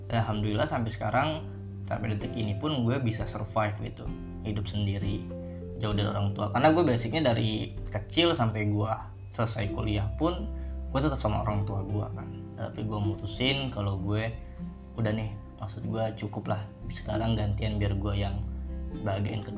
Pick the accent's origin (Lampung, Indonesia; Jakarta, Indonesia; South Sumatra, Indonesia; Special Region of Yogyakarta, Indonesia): South Sumatra, Indonesia; Palembang; now in Tangerang, Indonesia; gue dari Palembang gue ngerantau ke sini ke Tangerang ini buat cari kerja